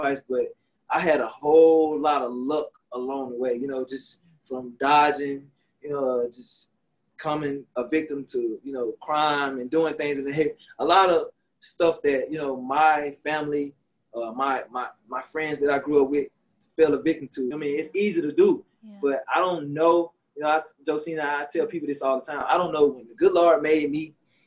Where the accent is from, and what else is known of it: Shreveport, Louisiana, United States; born or raised there